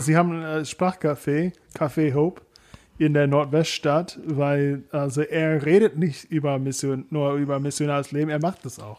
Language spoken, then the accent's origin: German; Kentucky, United States; German is a second language; moved away as an adult; now in Germany; in meiner Heimatstadt in Kentucky